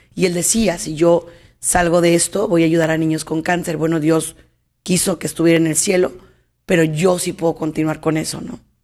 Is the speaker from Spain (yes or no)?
no; Mexico; en mi país, aquí en México